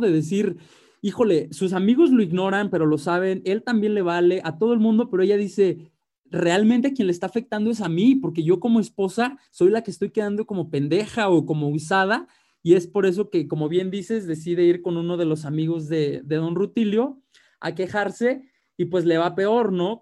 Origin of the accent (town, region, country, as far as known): Mexico